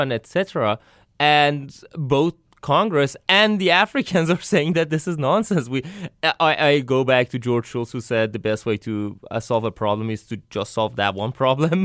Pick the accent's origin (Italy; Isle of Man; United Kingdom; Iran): Iran; now in United States; I'm from Iran, so I come from the Middle East